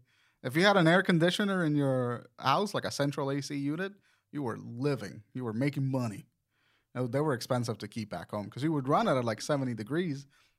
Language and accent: English; Puerto Rico; moved away; I'm from Puerto Rico, so like our summers were like 110 degree summers.